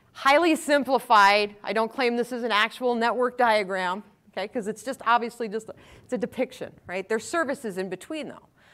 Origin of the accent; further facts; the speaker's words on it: Wisconsin, United States; I'm from Wisconsin, so you can just, you don't have to ask that one if you hear the, hear the accent